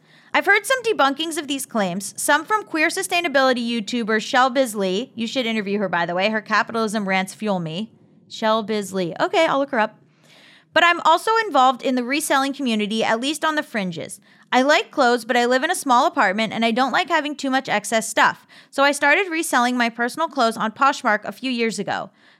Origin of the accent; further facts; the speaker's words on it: Texas, United States; I grew up in North Texas, the south part of Tornado Alley